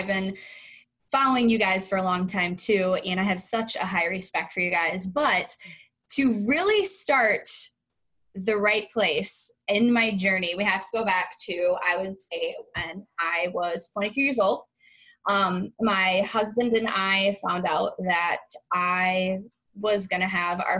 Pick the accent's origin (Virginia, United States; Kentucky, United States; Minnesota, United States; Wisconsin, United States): Wisconsin, United States; I grew up in Wisconsin on farms